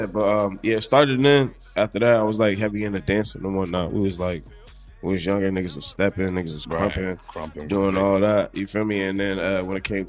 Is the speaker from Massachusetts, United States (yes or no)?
yes; Boston, Massachusetts, United States; also born or lived in Georgetown / Randolph / Roxbury / Dorchester; I grew up in Hyde Park.